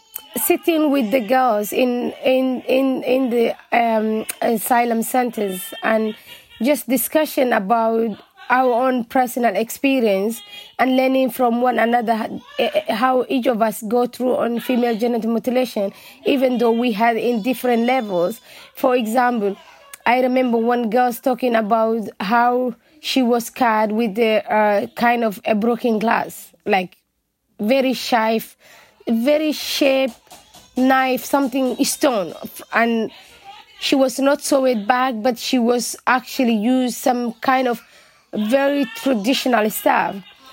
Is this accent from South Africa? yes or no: no; Dublin, Leinster, Ireland; English is a second language; a girl who are born and raised in Ireland.